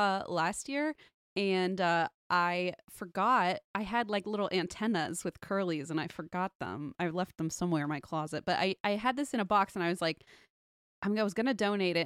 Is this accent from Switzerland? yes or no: yes; Switzerland; I'm from Switzerland, and the only cryptids I grew up with are the Krampus